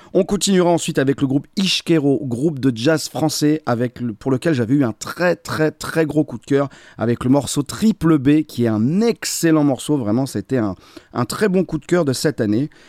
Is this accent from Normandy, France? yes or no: no; the Nord, Hauts-de-France, France; je suis du Nord